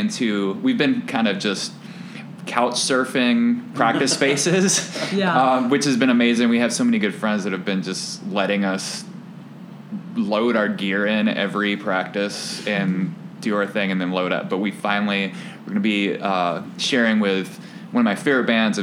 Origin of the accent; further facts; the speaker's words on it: Nashville, Tennessee, United States; now in Chicago, United States; my hometown of Nashville